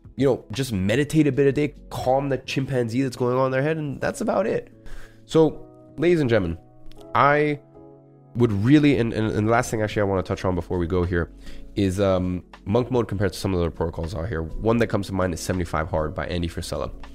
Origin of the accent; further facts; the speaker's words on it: London, United Kingdom; moved away as an adult; now in Dubai, United Arab Emirates; growing up in London for 17 years and being able to walk everywhere